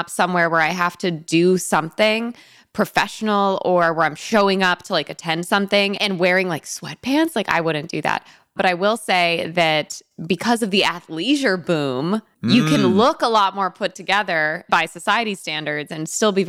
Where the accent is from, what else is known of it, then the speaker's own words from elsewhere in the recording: Northern Connecticut, United States; And I'm from Northern Connecticut. I'm from the middle of the woods.